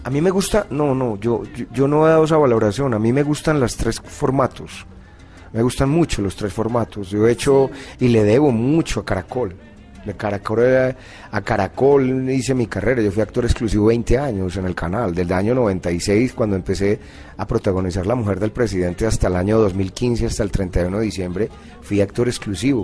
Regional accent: Envigado, Antioquia, Colombia; yo soy antioqueño, soy de Envigado

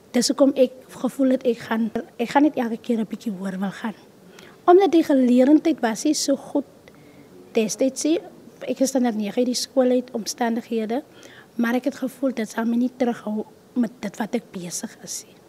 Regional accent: Kakamas, Northern Cape, South Africa; Ek is oorspronklik van Kakamas

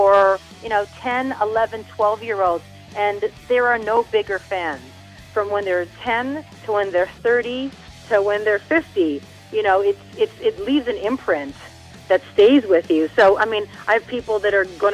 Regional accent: Hawaii, United States; I was born and raised in Hawaii

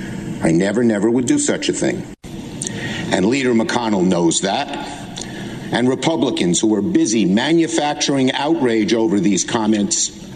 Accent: New York City, New York, United States; I'm from Brooklyn. We speak in strong language.

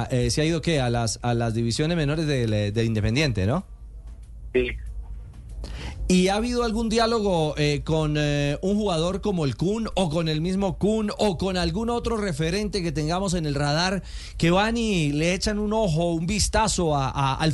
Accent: Bucaramanga, Santander, Colombia; now in Argentina; No, nací en Colombia, en Bucaramanga.

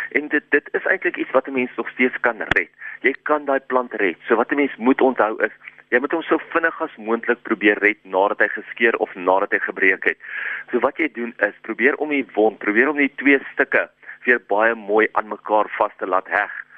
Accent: South Africa; ons as Suid-Afrikaners

